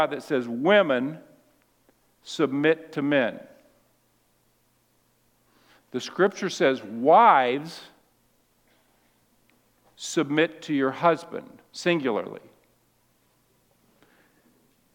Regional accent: Seattle, Washington, United States; I was raised in Seattle

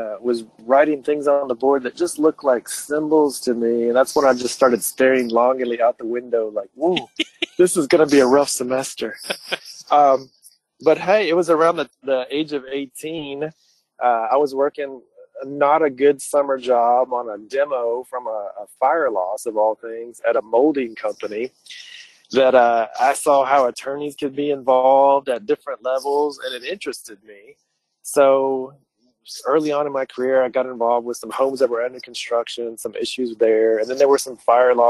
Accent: Lexington, Kentucky, United States; also born or lived in Alabama; I'm from Lexington originally. I grew up there

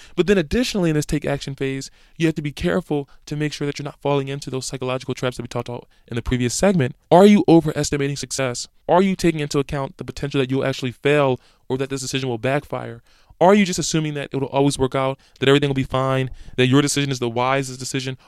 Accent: Philadelphia, Pennsylvania, United States; moved away; my hometown of Philadelphia

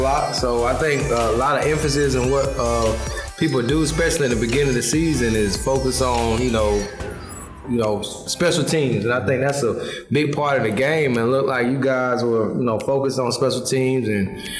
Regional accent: Tallahassee, Florida, United States; also born or lived in New York; I'm from Tally, born and raised here, but I was raised right, so I was raised a Gator

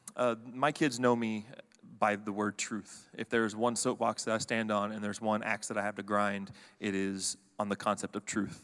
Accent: Fort Worth, Texas, United States; now in College Station, United States; me and my wife both grew up in the Dallas-Fort Worth area. We grew up on the Fort Worth side

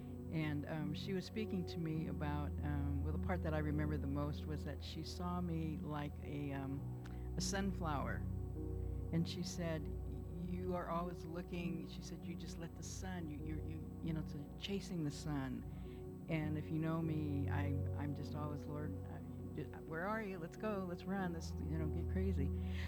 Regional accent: England, United Kingdom; I'm an English gardener, if you know me.

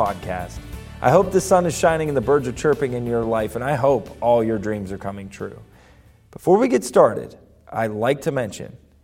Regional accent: Ohio, United States; I'm from Ohio

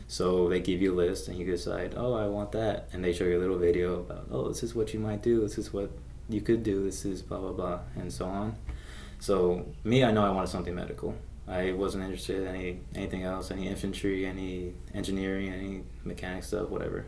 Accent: Las Vegas, Nevada, United States; I'm from Vegas, so it's already a mixing pot

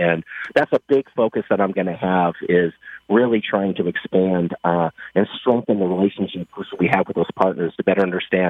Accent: Nebraska, United States; also born or lived in Northern Nevada; now in Michigan, United States; I will honestly say I grew up mostly in Nebraska, so coming back to the Midwest is something that my wife and I were looking to do.

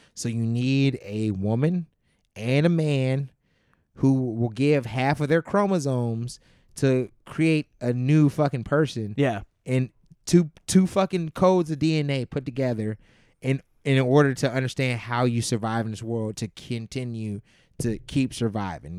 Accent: Youngstown, Ohio, United States; moved away as an adult; also born or lived in Campbell, Ohio; now in Chicago, United States; I grew up in Youngstown, Ohio

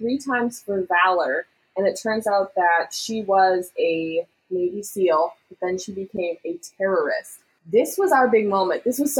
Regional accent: Canada

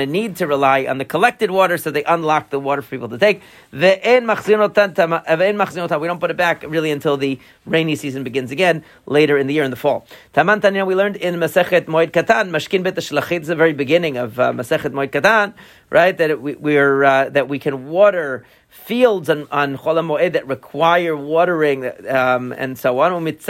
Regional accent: Long Island, New York, United States; Where I grew up in Long Island, further out on Long Island, okay, there's like a, I forget what it is.

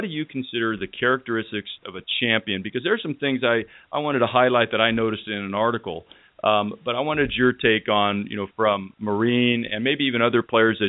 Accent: Northern California, United States; I'm 54, growing up in Northern California

